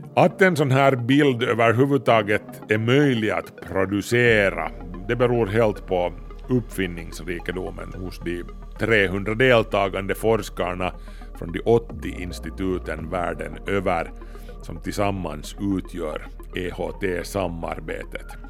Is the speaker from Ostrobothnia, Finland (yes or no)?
no; Kauniainen, Uusimaa, Finland; Stenbergsvägen 8, 02700 Grankulla, Finland